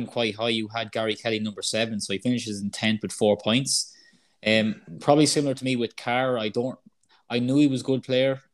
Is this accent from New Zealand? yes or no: no; Ireland; we're Irish